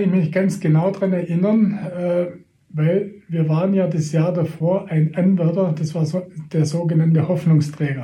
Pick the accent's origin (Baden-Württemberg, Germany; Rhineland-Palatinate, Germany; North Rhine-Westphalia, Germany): Baden-Württemberg, Germany; between Reutlingen and Tübingen; also born or lived in Baiersbronn; da wo ich äh, geboren wurde oder aufgewachsen bin in Mannwald, das ist zwischen Reutlingen und Tübingen